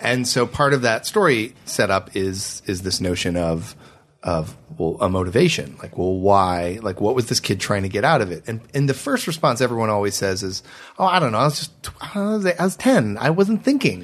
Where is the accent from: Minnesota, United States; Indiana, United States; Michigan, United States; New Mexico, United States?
Michigan, United States; I'm from Michigan